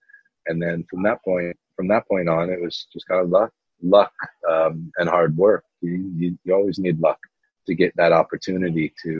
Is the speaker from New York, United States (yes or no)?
no; Cleveland, Ohio, United States; moved away as an adult; Yes, I grew up in Cleveland, Ohio, until I was 18 years old. And then I moved out to Los Angeles and went to UCLA for about 2.5 years. And then I went over to the UK.